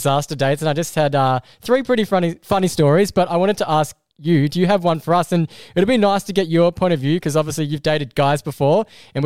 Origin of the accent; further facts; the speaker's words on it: Australia; I'm from Australia.